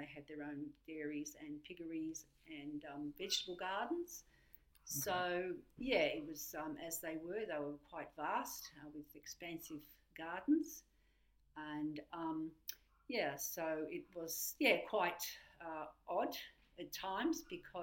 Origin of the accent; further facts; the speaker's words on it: Beechworth, Victoria, Australia; also born or lived in Melbourne, Victoria; Yeah, I was born in Melbourne, Victoria. Yeah, but when I was 5 years old, our family moved to Beechworth in northeast Victoria